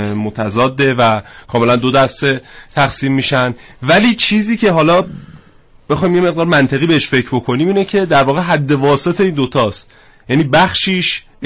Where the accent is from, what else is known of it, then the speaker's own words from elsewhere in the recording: Iran; first language Persian; بتونم به زبان فارسی تکلم کنم و این زبان مادریم رو بتونم باهاش صحبت بکنم